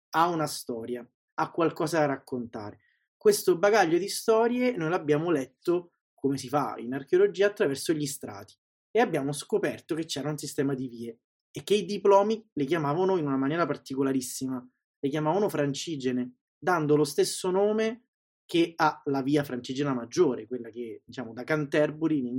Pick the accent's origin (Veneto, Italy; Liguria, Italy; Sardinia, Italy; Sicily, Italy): Sicily, Italy; now in Rome, Italy; E nella vita vivo a Roma, sono siciliano, sono nato in Sicilia, anche se il mio accento è un po' lo, lo controlla e vive a Roma da 15 anni